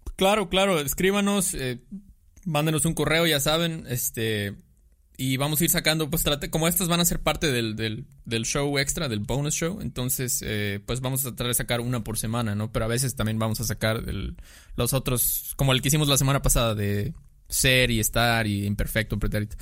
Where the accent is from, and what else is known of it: Mexico